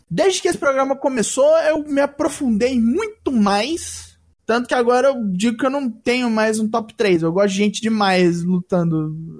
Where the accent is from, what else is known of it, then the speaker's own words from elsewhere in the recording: Minas Gerais, Brazil; Eu sou mineiro de, desde o nascimento